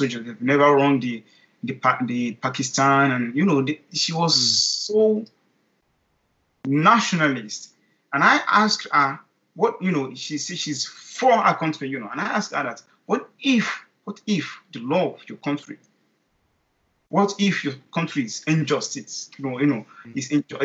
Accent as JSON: {"language": "English", "country": "Nigeria", "said": "I'm a Nigerian, I'm a black guy"}